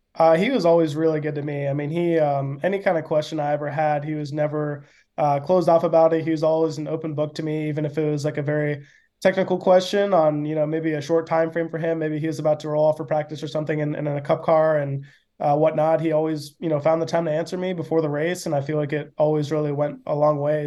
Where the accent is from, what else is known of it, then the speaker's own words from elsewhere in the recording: Atlanta, Georgia, United States; growing up in Atlanta